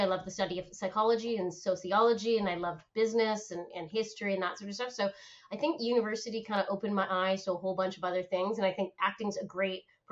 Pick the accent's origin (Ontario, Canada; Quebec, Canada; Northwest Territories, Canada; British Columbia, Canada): Ontario, Canada; Oakville; also born or lived in Ottawa; I grew up in Canada, so born and raised in Canada, born in Ottawa, grew up in Oakville